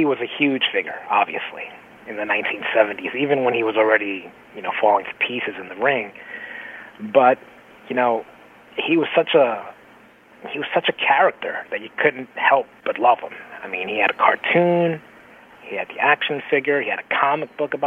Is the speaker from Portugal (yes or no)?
no; New York City, New York, United States; moved away; I am originally from the Bronx. I was raised in the Bathgate neighborhood